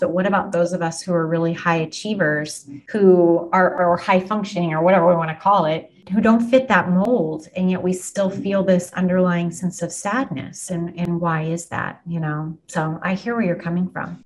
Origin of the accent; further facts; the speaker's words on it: Wellington, Kansas, United States; also born or lived in South Haven, Kansas; I grew up in South Haven and in Wellington.